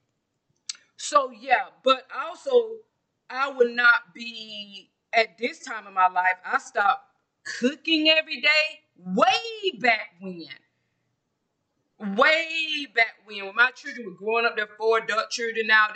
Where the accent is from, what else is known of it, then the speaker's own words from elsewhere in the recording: Georgia, United States; I'm from Georgia, I'm from the South